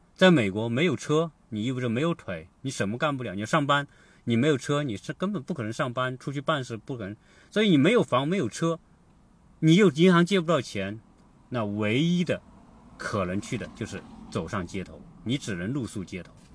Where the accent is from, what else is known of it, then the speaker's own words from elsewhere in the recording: China; now in United States; 我们中国人是这样